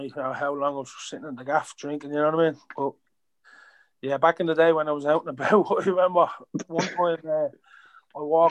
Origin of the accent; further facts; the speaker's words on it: Dublin, Leinster, Ireland; I'm from Ballymun